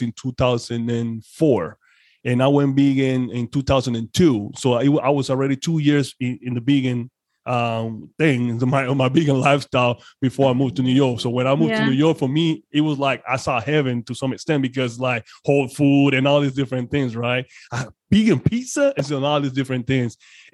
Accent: Panama; English is a second language; moved away; I'm originally from Panama, so I'm foreign to some extent

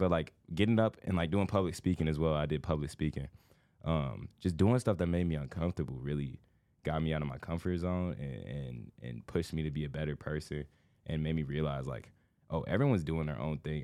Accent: Indiana, United States; moved away as an adult; now in Los Angeles, United States; I grew up the first, like, thirteen years of my life was, like, a small town

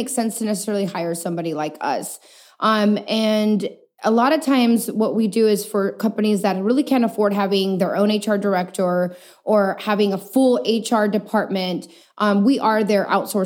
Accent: El Paso, Texas, United States; moved away as an adult; also born or lived in Chihuahua, Mexico; now in San Antonio, United States; I'm born and raised in El Paso, Texas.

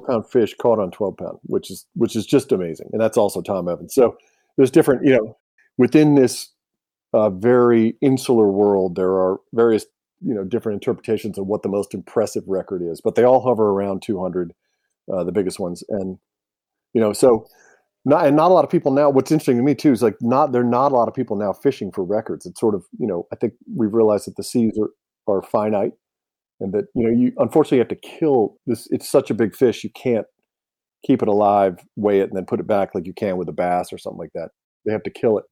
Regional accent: Alabama, United States; moved away; I grew up in Alabama for a little while

